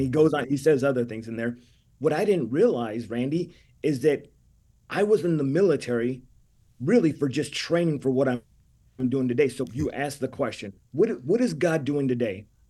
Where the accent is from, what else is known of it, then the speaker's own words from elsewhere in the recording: California, United States; I'm Mexican from California